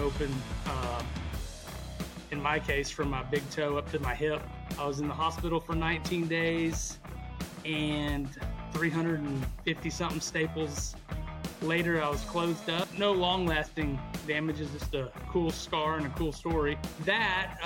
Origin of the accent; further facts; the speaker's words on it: Abilene, Texas, United States; Born and raised in Abilene, Texas.